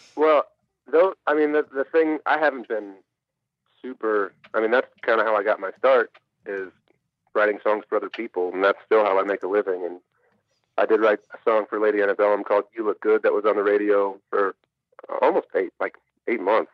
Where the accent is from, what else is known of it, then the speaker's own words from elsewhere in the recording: Kalamazoo, Michigan, United States; I'm from Kalamazoo, Michigan, grew up a Michigan fan